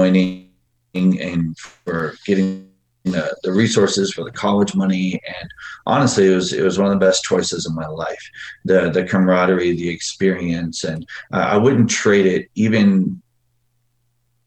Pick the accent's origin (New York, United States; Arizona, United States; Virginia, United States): Arizona, United States; Phoenix; I grew up in Phoenix, Arizona, poor.